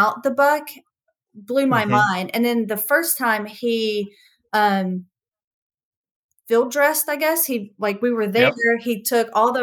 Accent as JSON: {"language": "English", "region": "the South", "country": "United States", "said": "I'm from the South"}